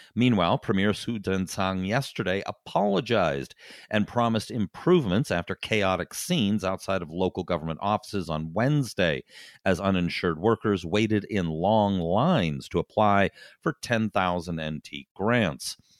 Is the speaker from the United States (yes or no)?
no; Canada; now in Taiwan; as a Canadian